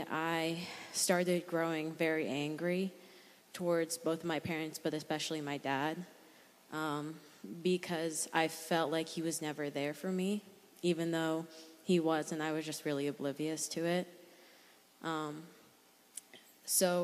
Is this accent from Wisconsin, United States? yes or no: no; New Hampshire, United States; I'm from New Hampshire